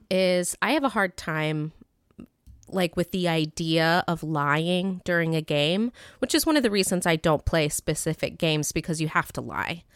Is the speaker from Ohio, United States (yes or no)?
yes; Beavercreek, Ohio, United States; moved away; I grew up in Beaver Creek, Ohio, which is a little suburb, well, not so little anymore, which is a suburb of Dayton, Ohio